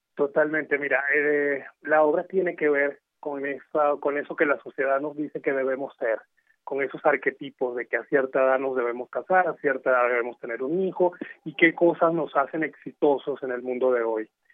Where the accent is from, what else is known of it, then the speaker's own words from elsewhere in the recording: Venezuela; moved away as an adult; now in Mexico; yo soy de Venezuela, llegué aquí hace cinco años.